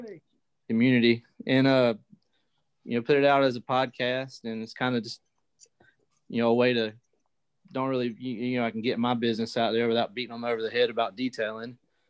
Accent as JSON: {"language": "English", "town": "Greenville", "region": "South Carolina", "country": "United States", "said": "Greenville, South Carolina."}